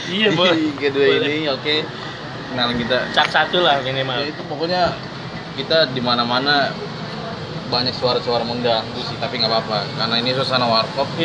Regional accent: Amsterdam, North Holland, Netherlands; born there; gua lahir di Amsterdam jadi gua nggak terbiasa kayak gitu gua dibiasakan naik sepeda sih dari kecil.

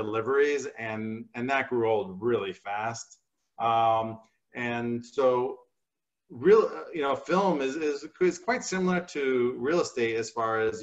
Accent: New Jersey, United States; I grew up in New Jersey

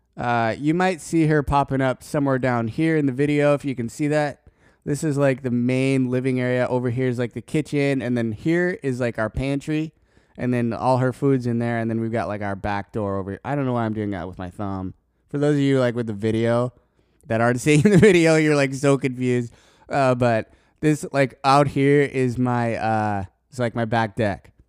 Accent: Colorado, United States; I'm from Colorado

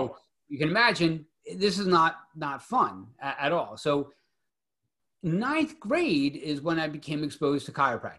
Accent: Philadelphia, Pennsylvania, United States; growing up in Philadelphia

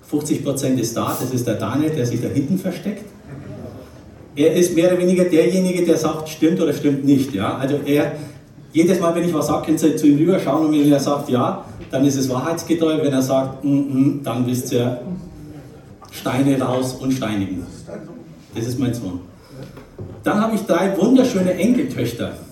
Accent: Nuremberg, Bavaria, Germany; born there; bin, oder andersrum, ich werde im Oktober 57 Jahre alt. Bin geboren in Nürnberg, das hört man so ein bisschen an, an der Sprache, gell?

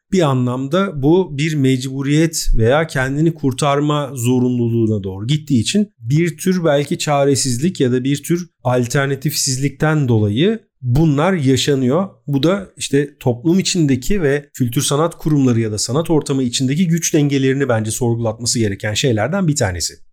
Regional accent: Istanbul, Turkey; biz İstanbullular olarak

